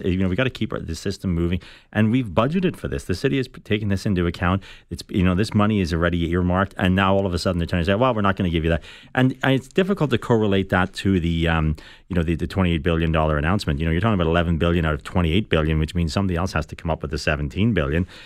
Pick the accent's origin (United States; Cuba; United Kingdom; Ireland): Ireland; now in Toronto, Canada; I'm from Ireland.